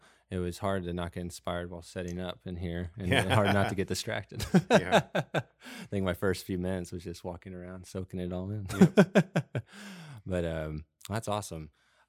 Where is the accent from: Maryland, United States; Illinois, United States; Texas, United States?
Texas, United States; Dallas; I'm from Oak Cliff, too.